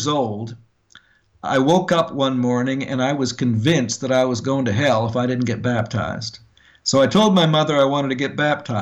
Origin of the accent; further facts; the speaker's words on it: Edmonton, Alberta, Canada; moved away as an adult; also born or lived in Yellowknife, Northwest Territories / Wichita, Kansas / Tulia, Texas / Wyoming; I grew up in Canada